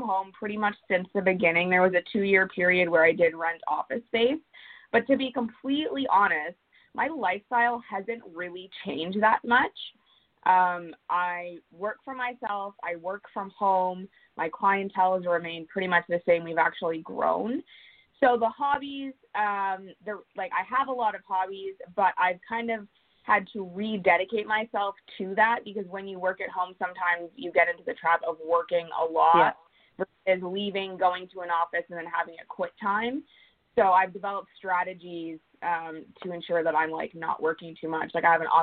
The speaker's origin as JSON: {"language": "English", "town": "Kingston", "region": "Ontario", "country": "Canada", "moved": "as an adult", "lives_now": "Vancouver Island, Canada", "said": "I'm originally from Kingston, Ontario, and I made the move out here 5 months ago"}